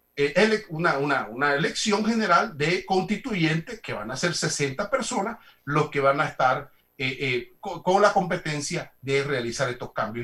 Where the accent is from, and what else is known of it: Panama